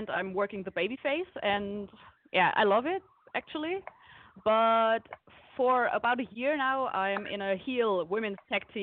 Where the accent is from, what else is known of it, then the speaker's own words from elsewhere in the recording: Germany; English is a second language; I'm actually from Germany.